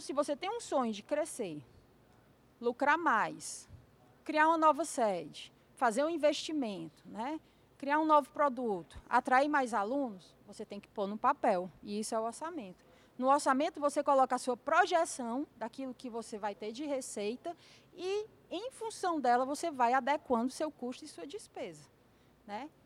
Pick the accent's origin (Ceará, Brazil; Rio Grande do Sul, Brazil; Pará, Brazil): Ceará, Brazil; Fortaleza; Lá na minha terra, né, Fortaleza